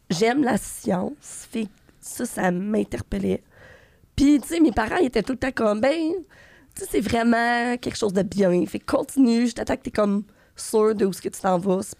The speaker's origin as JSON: {"language": "French", "town": "Gatineau", "region": "Quebec", "country": "Canada", "said": "ça, je viens de Gatineau."}